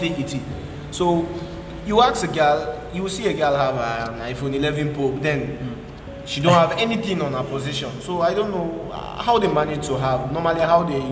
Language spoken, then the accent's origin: English; Sierra Leone; moved away; I'm a Sierra Leonean.